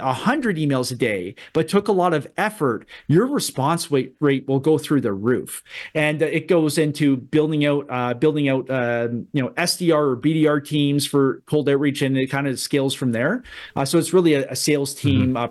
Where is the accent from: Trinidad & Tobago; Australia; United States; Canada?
Canada; as a Canadian